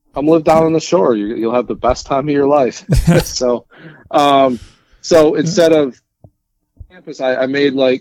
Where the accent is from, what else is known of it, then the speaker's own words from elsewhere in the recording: Jamestown, New York, United States; also born or lived in New Jersey; I'm from Jamestown, New York.